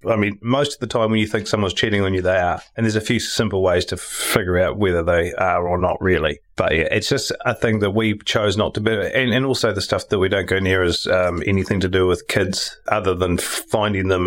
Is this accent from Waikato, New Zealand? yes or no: no; Tauranga, Bay of Plenty, New Zealand; also born or lived in Upper Hutt; I was born in Upper Hutt and moved to Tauranga when we were two.